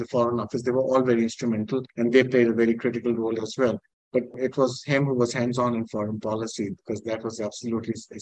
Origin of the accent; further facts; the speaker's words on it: Pakistan; I'm not a British citizen. I'm a Pakistani, a very proud Pakistani citizen